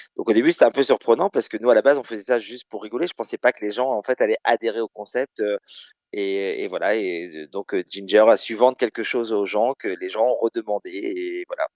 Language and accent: French; Caen, Normandy, France; moved away as an adult; also born or lived in Rouen / Paris region; now in Nice, France; Je suis né à Caen en 78